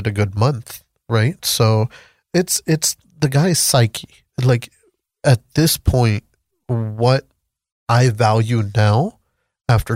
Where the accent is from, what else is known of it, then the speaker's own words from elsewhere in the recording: Pakistan; moved away; So originally I'm from Pakistan